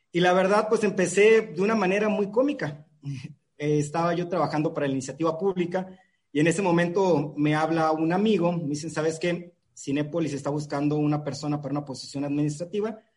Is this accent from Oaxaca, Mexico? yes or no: no; Baja California Sur, Mexico; also born or lived in Sinaloa; legalmente de Sinaloa, ahí de, la, de las hermosas tierras sinaloenses bañadas por el mar Pacífico, pero criado prácticamente la mitad de mi vida en Baja California